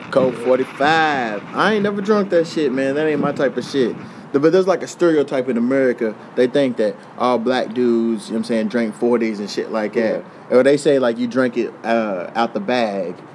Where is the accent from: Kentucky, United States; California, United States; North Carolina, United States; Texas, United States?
Kentucky, United States; Louisville; moved away; Louisville, my hometown